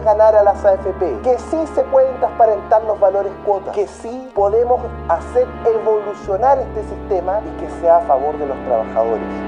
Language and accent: Spanish; Chile; moved away as an adult